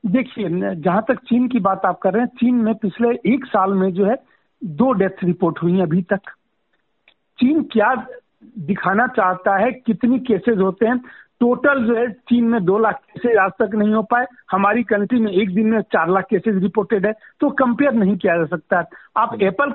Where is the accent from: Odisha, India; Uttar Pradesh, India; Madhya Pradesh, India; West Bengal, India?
Uttar Pradesh, India; मैं यूपी से बिलोंग करता हूँ